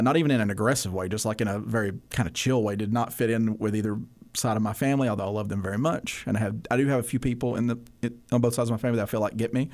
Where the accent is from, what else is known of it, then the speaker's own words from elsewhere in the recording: Bethel, Cullman County, Alabama, United States; I grew up in a community called Bethel, so I, I went K through twelve at a school called West Point High School